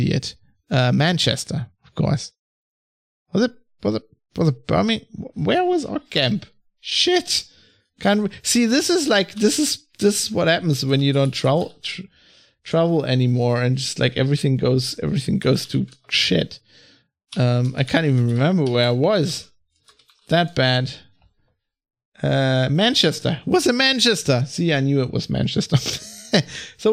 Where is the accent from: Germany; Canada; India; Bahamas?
Germany; I'm from Germany